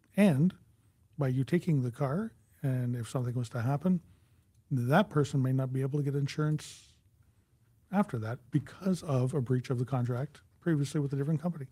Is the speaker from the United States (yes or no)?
no; Canada; we are Canadian